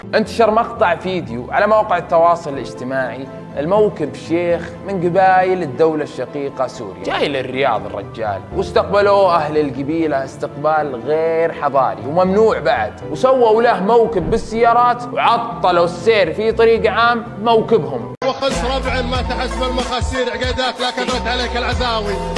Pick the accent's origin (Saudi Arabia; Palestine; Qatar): Saudi Arabia; حنا كشعب سعودي